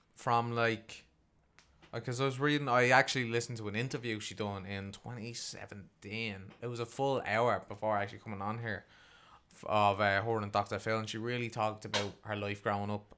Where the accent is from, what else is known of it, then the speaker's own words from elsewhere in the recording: Ireland; as an Irish man